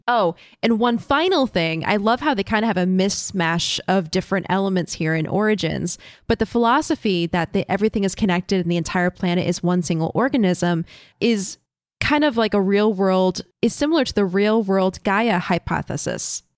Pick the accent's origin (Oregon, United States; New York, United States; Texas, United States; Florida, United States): Florida, United States; Having grown up in Florida